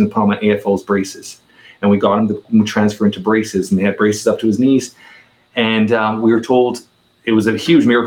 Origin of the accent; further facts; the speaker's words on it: Toronto, Ontario, Canada; I'm a 44-year-old Toronto, Canada resident, born and raised in Toronto, Canada